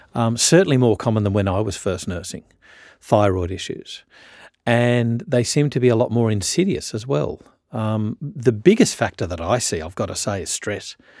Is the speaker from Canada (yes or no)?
no; Australia; I'm a Australian